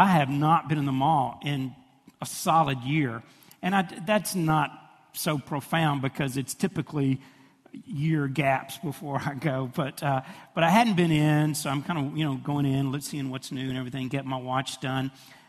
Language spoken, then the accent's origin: English; Fraser, United States; I pick a table really close to that register because I know I'm from Fraser, okay?